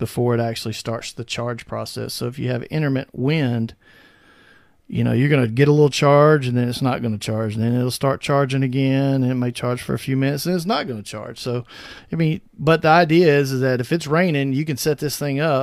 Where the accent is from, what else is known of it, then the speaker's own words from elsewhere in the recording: near the Okefenokee Swamp, South Georgia, United States; moved away as an adult; now in Oklahoma, United States; I grew up in South Georgia near the Okefenokee Swamp